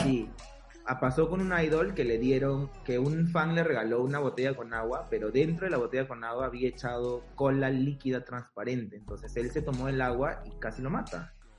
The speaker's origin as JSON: {"language": "Spanish", "country": "Peru", "said": "nosotros también como peruanos"}